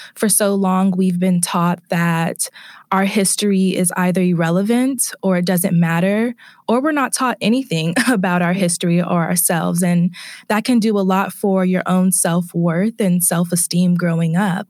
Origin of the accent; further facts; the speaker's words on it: Bay Area, California, United States; moved away; I am originally from the Bay Area, California